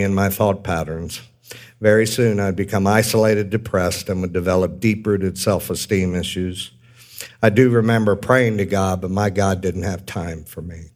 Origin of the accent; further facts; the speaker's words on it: Manassas, Virginia, United States; also born or lived in Washington, D.C.; I was born in Washington, D.C. in 1965 and grew up most of my years in Manassas, Virginia.